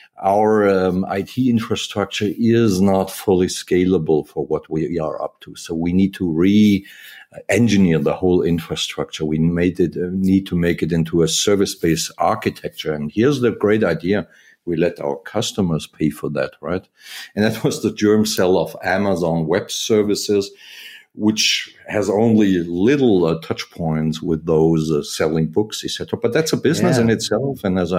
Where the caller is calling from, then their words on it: Wiesbaden, Hesse, Germany; The office is in Wiesbaden, which is close to Frankfurt, Germany. So pretty much in the core of Europe, if you will.